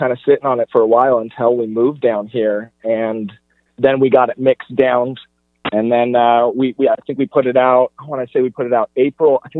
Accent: Sacramento, California, United States; born there; I was born in Sacramento. We have family in Sacramento.

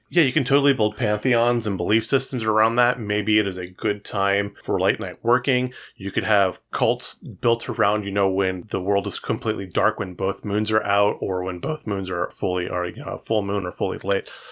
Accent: Fresno, California, United States; I grew up in Fresno

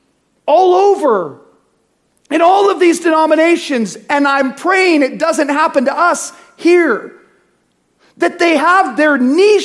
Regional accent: United States; also born or lived in California; I'm American

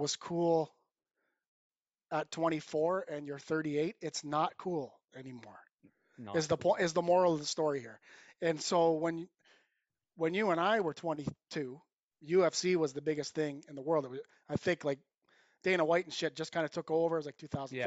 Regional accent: Cayuga, Ontario, Canada; I'm from Cayuga, Ontario. Some people will know where that is. Some won't. Small town

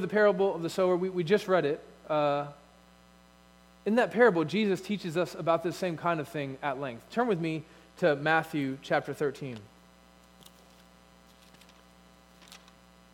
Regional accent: United States; as American Christians

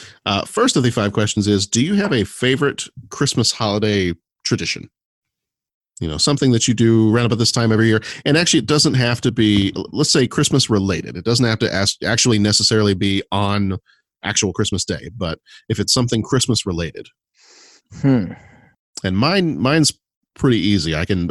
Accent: Texas, United States; I actually have to say not necessarily, really? Because I grew up in Texas.

